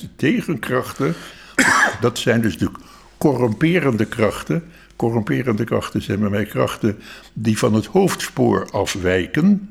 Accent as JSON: {"language": "Dutch", "town": "Rotterdam", "region": "South Holland", "country": "Netherlands", "tie": "born or raised there", "said": "ik ben een Rotterdammer van geboorte"}